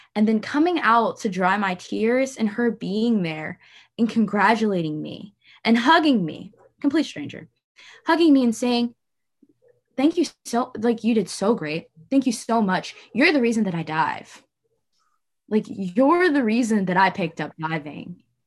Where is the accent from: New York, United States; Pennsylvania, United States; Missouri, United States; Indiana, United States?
Missouri, United States; St. Louis; I was born and raised in Saint Louis, Missouri